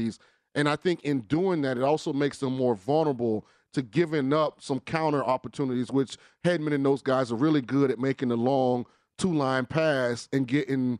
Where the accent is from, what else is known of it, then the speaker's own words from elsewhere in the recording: Tampa, Florida, United States; my hometown Tampa Bay Lightning